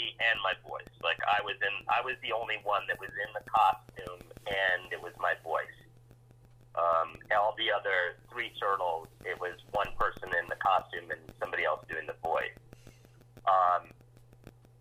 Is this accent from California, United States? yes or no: no; New York City, New York, United States; my growing up in Alphabet City